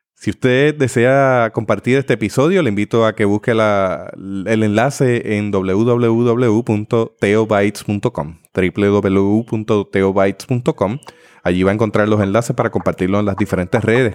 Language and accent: Spanish; Puerto Rico; como puertorriqueños